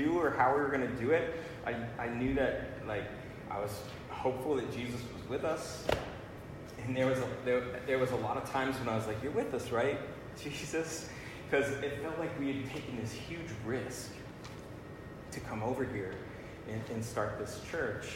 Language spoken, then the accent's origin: English; Massena, New York, United States; moved away as an adult; It's on the Canadian border. It's a little border town. It's where I grew up